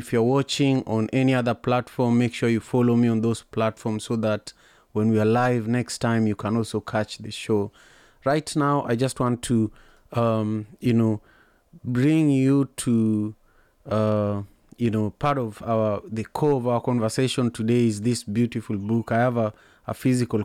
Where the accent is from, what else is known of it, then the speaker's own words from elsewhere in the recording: Kenya; now in Seattle, United States; I'm proud as a Kenyan and I'm proud as an African